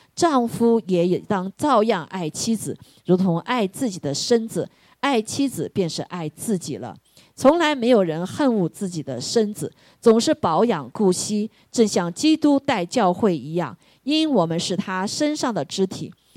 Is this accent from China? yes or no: yes; China; moved away as an adult; now in United States; 我们在这个中国长大的